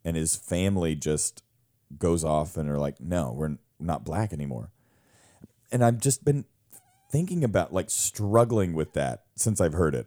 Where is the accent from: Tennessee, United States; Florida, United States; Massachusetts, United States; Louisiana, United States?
Louisiana, United States; me growing up in Louisiana